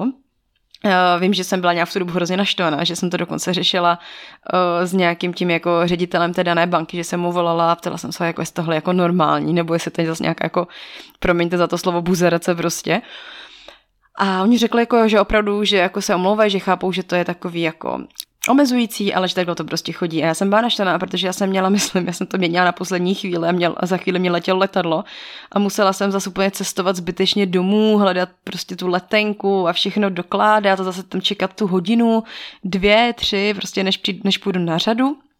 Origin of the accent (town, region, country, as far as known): Czechia; also born or lived in Togo